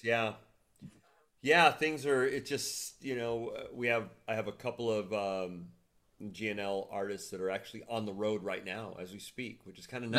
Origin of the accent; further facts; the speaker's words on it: Huntington Beach, California, United States; Growing up in Southern California, we don't have seasons